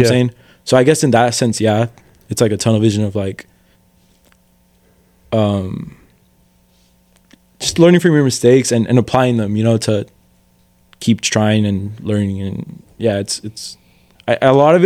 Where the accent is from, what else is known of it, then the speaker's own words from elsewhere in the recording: Los Angeles, California, United States; my parents came from Mexico. We grew up in Harbor City